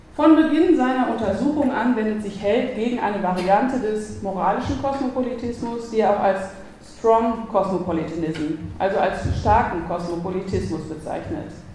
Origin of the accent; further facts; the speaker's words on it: North Rhine-Westphalia, Germany; now in Vienna, Austria; wie man in Westfalen sagt, wo ich herkomme